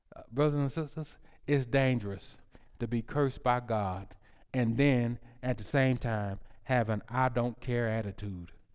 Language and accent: English; United States; I'm American